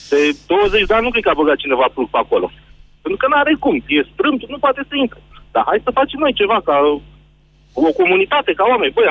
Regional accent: Argeș, Romania; Sunt din Argeș

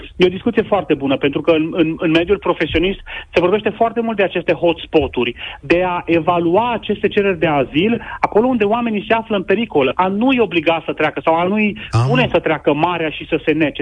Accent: Romania; noi ca români

